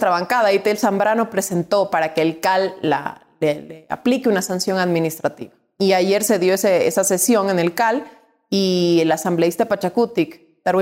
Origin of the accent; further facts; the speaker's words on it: Quito, Pichincha, Ecuador; born there; also born or lived in Guayaquil / Cuenca; Yo soy nacida en Quito, vivida en Guayaquil